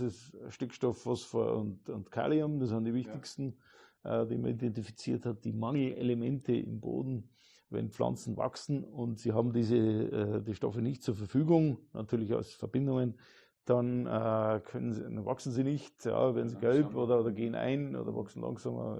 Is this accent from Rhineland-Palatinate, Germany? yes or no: no; Neumarkt in der Oberpfalz, Bavaria, Germany; also born or lived in Regensburg; meine Heimat, da, Neumarkt in der Oberpfalz